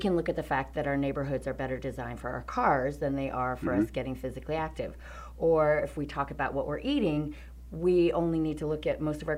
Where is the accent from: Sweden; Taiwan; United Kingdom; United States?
United States; North Carolina; now in San Francisco, United States; my home state, which is North Carolina